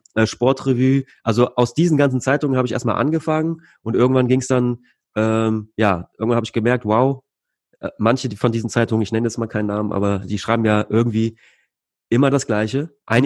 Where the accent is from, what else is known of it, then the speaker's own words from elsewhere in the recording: Leverkusen, North Rhine-Westphalia, Germany; Bei uns in Leverkusen